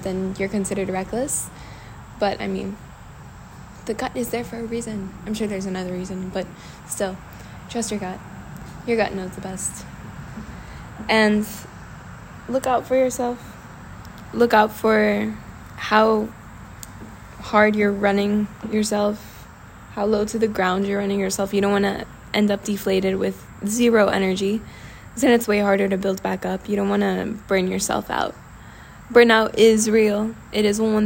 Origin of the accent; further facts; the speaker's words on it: Washington, District of Columbia, United States; moved away as an adult; now in Italy; I come from Washington, D.C., so there's a lot of work culture